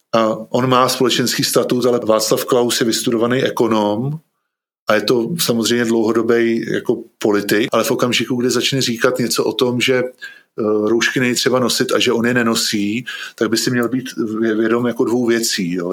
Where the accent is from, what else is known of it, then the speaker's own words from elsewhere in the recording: Bohemia, Czechia; u nás v Čechách